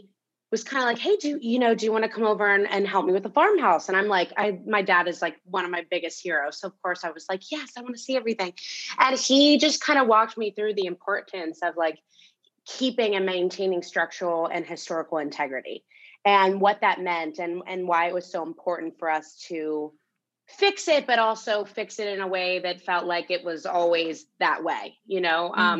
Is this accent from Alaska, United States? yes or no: no; Lewisberry, Pennsylvania, United States; I grew up kind of outside of Old Forge, kind of near Valley Forge. Yeah. And my father was a custom home builder. And we had this farmhouse on our land that was so historic.